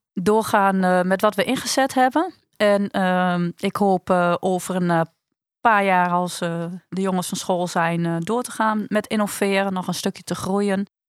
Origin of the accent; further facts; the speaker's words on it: Netherlands; wij als Nederlanders